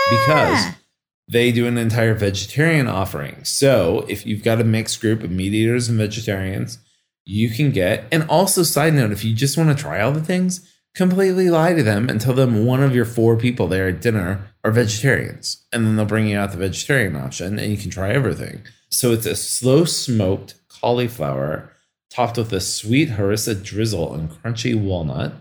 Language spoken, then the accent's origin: English; Kansas City, United States; moved away; I am from Kansas City